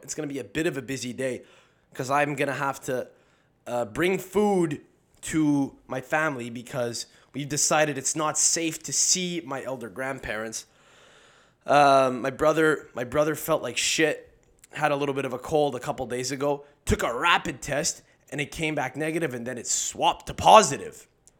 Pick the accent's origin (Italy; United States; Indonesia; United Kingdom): Italy; Campobasso, Molise; Me, I'm from Campobasso. That's where my family's from. We're from Campobasso, bro. You never heard of it? It's a big town. It's a big town of 40,000 people.